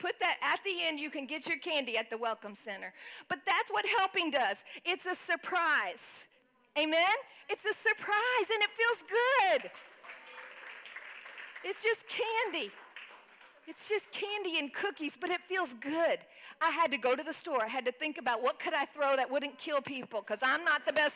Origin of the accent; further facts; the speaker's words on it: Texas, United States; moved away; I grew up in Texas